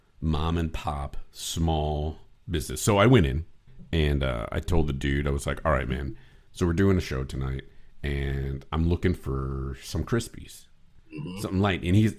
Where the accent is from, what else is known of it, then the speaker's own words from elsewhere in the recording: Chicago, Illinois, United States; I grew up in Northern Illinois, Chicagoland area, going up to Wisconsin.